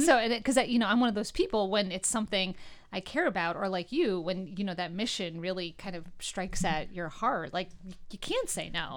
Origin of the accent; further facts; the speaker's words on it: New York, United States; now in Northeastern Pennsylvania, United States; I'm from New York originally